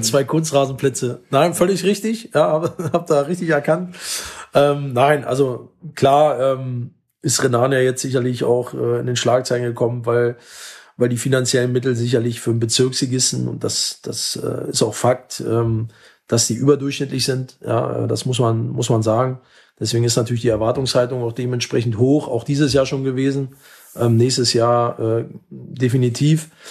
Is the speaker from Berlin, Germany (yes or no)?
yes; Berlin, Germany; now in Essen, Germany; ist ja meine Heimat. Also in unmittelbarer Nähe vom vom Sportforum äh, bin ich aufgewachsen